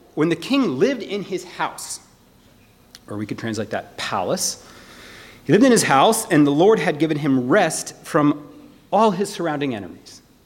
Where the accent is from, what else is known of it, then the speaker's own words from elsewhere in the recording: United States; I'm, I'm an American